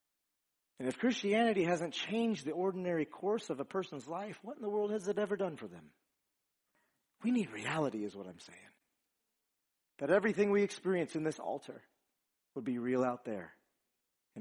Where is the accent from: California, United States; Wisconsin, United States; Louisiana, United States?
Louisiana, United States; We're from Louisiana